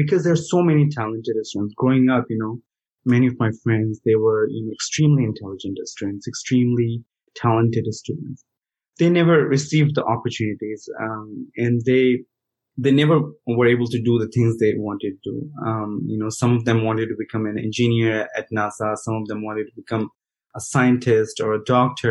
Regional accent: Bihar, India; moved away as an adult; now in United States; I grew up in India, in a rural part of India.

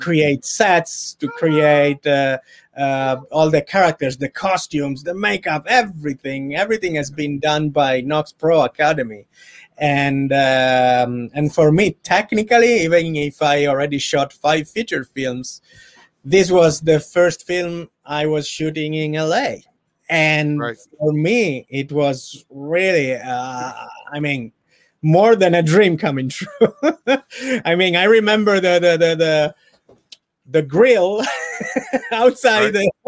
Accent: Turin, Piedmont, Italy; English is a second language; moved away as an adult; now in Los Angeles, United States; my hometown in Italy, from Turin

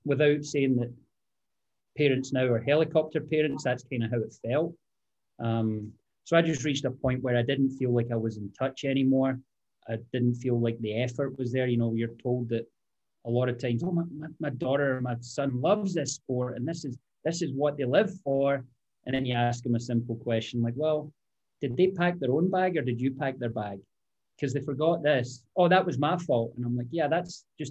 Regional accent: Greenock, Scotland, United Kingdom; moved away as an adult; now in United States; born and raised in Scotland, played a town called Greenock.

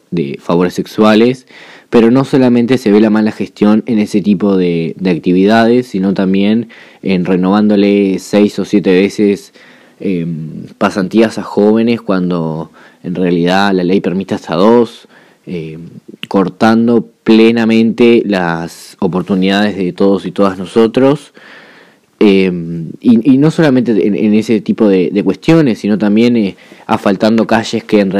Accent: Juan Lacaze, Colonia, Uruguay; now in Colonia del Sacramento, Uruguay; vivo en Colonia de Sacramento, pero en realidad soy nacido y criado en Juan Lacase, eh, un pueblo de lucha, un pueblo de resistencia

